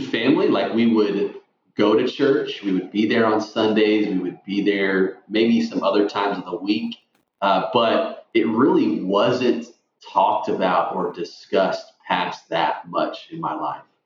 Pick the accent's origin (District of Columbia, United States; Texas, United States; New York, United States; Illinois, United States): Texas, United States; McKinney; now in Arkansas, United States; I grew up in the Dallas, Texas area, a town called McKinney